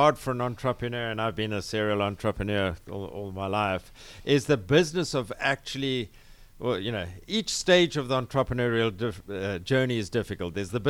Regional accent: Cape Town, Western Cape, South Africa; moved away as an adult; You can tell from my accent, I'm not originally from here, originally from Cape Town mm-hmm. in South Africa, but been here for some 25 years building a succession of technology businesses.

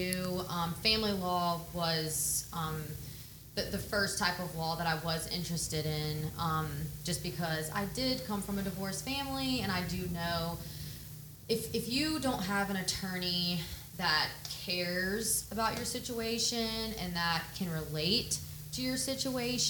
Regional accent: Pensacola Beach, Florida, United States; I was raised on Pensacola Beach. I went to Gulf Breeze Middle School and High School.

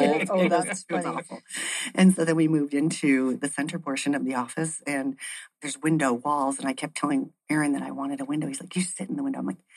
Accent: Ann Arbor, Michigan, United States; So I've been doing real estate for 20 years as well. I came from Ann Arbor, Michigan in 1992.

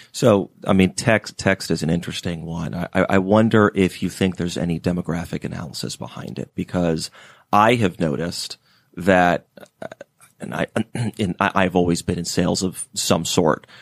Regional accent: Atlanta, Georgia, United States; I'm, uh, from Atlanta originally

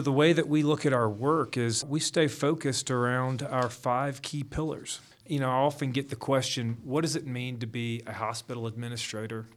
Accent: Gainesville, Georgia, United States; moved away as an adult; also born or lived in North Carolina; I am actually from Gainesville.

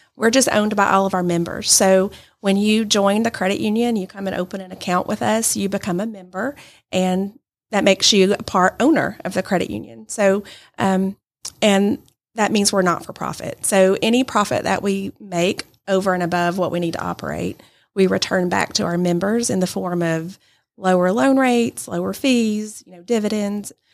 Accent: Adairsville, Georgia, United States; also born or lived in Birmingham, Alabama; now in Rome, United States; I'm originally from Adairsville, but live in Rome now

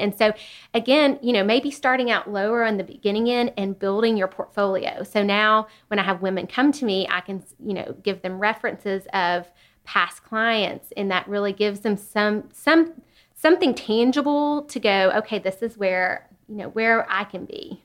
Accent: Chattanooga, Tennessee, United States; I grew up in Chattanooga

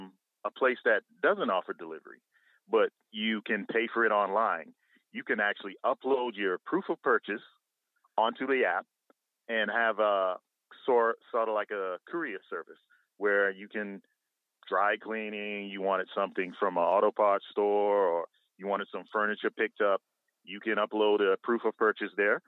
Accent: Bahamas; now in Atlanta, United States; I'm from the Bahamas originally, both me and my business partner. However, I reside in Atlanta

